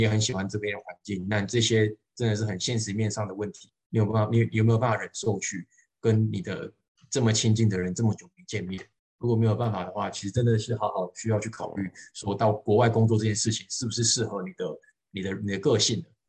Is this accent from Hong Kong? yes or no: no; Changhua, Changhua County, Taiwan; moved away as an adult; also born or lived in Taipei, Taiwan; now in Guangdong, China; 我不是台北人，我彰化人，等于我是北上，北上工作